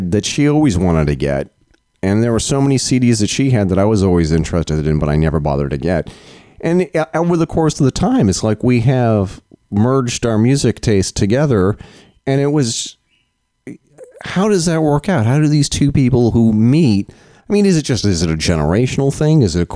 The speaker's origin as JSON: {"language": "English", "region": "Vermont", "country": "United States", "said": "I'm from Vermont"}